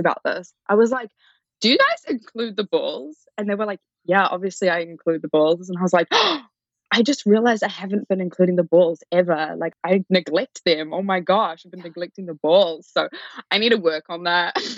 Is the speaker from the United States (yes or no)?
no; Auckland, New Zealand; I grew up in Auckland, which is probably like the biggest city in New Zealand. But I grew up in like a little town just out of it in the North Shore.